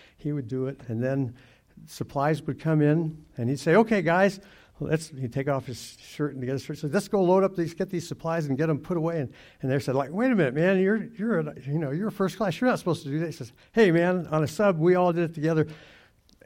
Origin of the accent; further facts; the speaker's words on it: Durango, Colorado, United States; I grew up in Durango, Colorado, back when it was kind of like a ranching, farming town